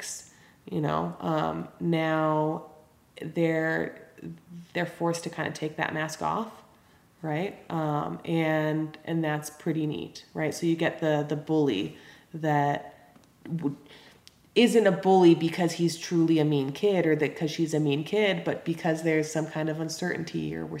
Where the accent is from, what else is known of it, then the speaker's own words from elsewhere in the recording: Los Angeles, California, United States; moved away as an adult; now in Greenough, Montana, United States; So I was born and raised in Los Angeles, California. I'm totally a Valley girl